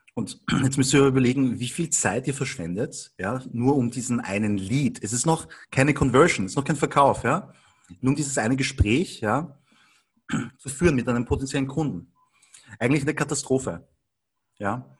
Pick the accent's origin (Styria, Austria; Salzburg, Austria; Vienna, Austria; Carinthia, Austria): Vienna, Austria; ich bin aber in Wien geboren und aufgewachsen. Und bin halt von der Mentalität her schon eindeutig Wiener